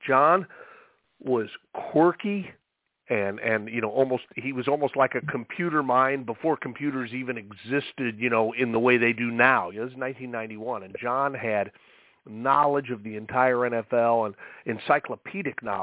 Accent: Indianapolis, Indiana, United States; now in Seattle, United States; I'm from Indianapolis, born and raised there and went to Indiana University.

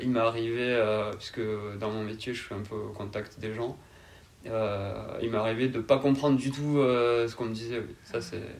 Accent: Carcassonne, Occitania, France; je suis originaire euh, de Carcassonne, euh, dans l'Aude, dans région Occitanie.

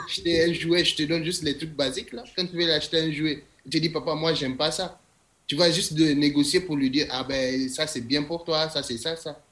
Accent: Niger; now in Chicoutimi, Canada; je suis de nationalité nigérienne. Pas du Nigeria, du Niger.

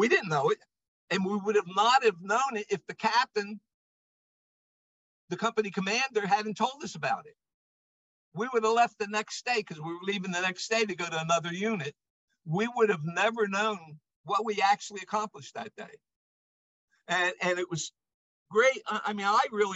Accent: New Jersey, United States; I'm from New Jersey.

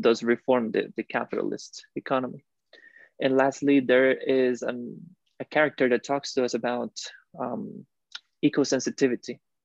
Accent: Costa Rica; moved away as an adult; also born or lived in Illinois / Helsinki; I'm from Costa Rica, uh, born and raised in there

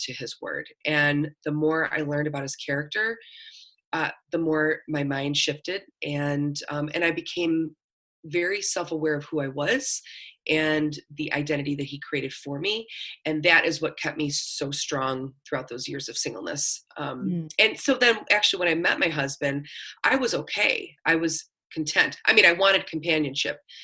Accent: Buffalo, New York, United States; moved away as an adult; also born or lived in Florida / Tennessee / Los Angeles; I'm born and raised in Buffalo, moved around a lot, went to college in Florida, lived in Tennessee, moved out to LA, and then came back to Buffalo

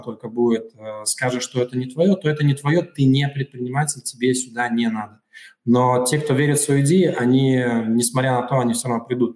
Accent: Daugavpils, Latvia; also born or lived in Riga; я вернулся э, в 2019 году, э, вернулся в, в родной город

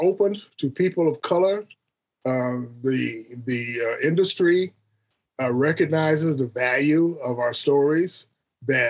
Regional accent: Phoenix, Arizona, United States; moved away as an adult; also born or lived in Detroit / New York; now in Baton Rouge, United States; I grew up in Phoenix, Arizona.

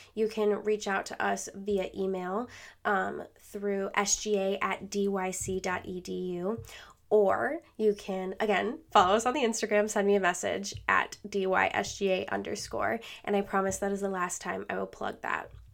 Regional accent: Rochester, New York, United States; also born or lived in Buffalo, New York; originally, I am from Rochester, New York.

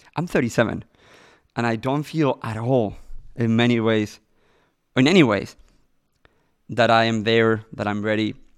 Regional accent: Madrid, Community of Madrid, Spain; born or raised there; English is a second language; moved away as an adult; now in Los Angeles, United States

